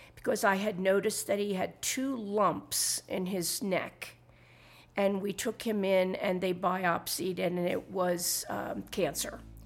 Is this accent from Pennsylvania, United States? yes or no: yes; Philadelphia, Pennsylvania, United States; moved away as an adult; now in Santa Fe, United States; Originally, I'm from Philadelphia, Pennsylvania. I moved to Santa Fe, New Mexico in June two thousand and eight